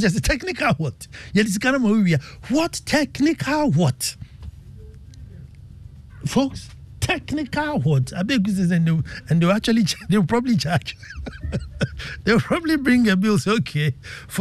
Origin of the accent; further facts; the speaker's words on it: Ghana; As a Ghanaian